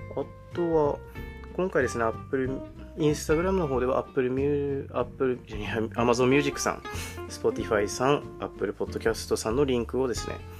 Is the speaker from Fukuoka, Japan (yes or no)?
no; Aomori, Japan; 私はですね青森県出身で今も青森県にいるので、まあ、結構鉛っていうものがあるかもしれないんですけど